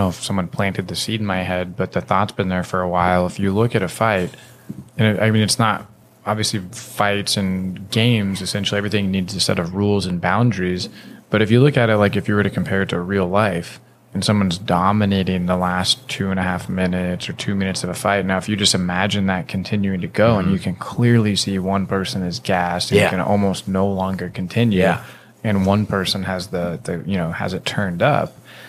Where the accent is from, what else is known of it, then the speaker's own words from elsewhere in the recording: Washington, United States; from growing up in Washington, maybe I know our age is a little different, but I watched the Sonics lose over and over.